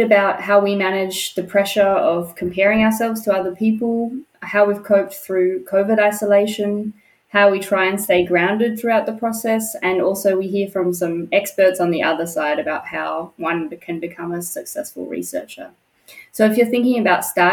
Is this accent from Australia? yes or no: yes; Perth, Western Australia, Australia; moved away as an adult; now in Germany; I'm from Perth, Western Australia.